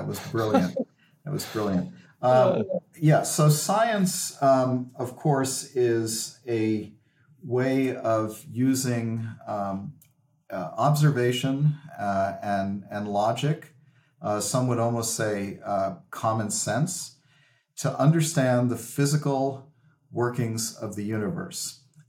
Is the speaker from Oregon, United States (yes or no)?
no; New York City, New York, United States; now in Ithaca, United States; My personal background is that I was born in New York City. I'm a Catholic convert. I was raised Jewish and converted in the middle part of my life, age 46 or 47.